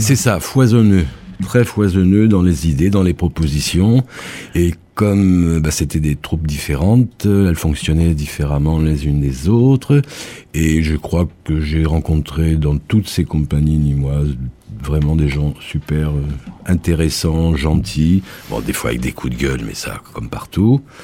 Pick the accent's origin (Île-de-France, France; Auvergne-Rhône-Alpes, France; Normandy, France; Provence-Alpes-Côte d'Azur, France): Normandy, France; Évreux; now in Nîmes, France; je suis, je suis né en Normandie